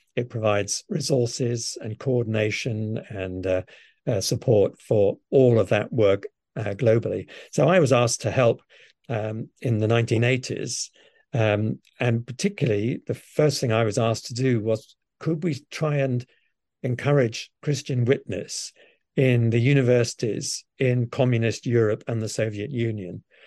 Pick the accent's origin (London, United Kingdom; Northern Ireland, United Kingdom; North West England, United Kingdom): London, United Kingdom; I was brought up in London and, um, with, with, um, very loving parents. It was modest home. We lived in a little council house in North London